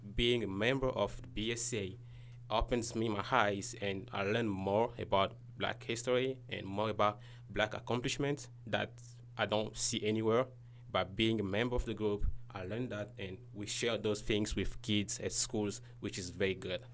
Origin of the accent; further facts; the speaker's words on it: Kinshasa, DR Congo; moved away as an adult; now in United States; I'm from Congo, Kinshasa